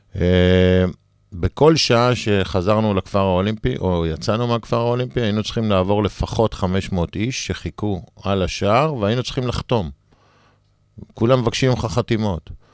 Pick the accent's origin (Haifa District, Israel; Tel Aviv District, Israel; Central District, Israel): Haifa District, Israel; Sdot Yam; גדלתי בשדות ים